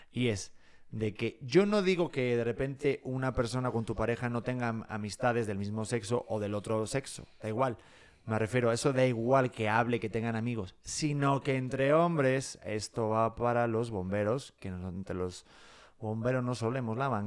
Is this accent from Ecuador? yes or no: no; Mexico; Yo soy mexicano.